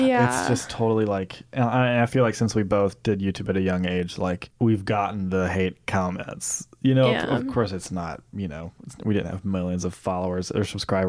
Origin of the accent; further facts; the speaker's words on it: Mississippi, United States; moved away; my hometown in Mississippi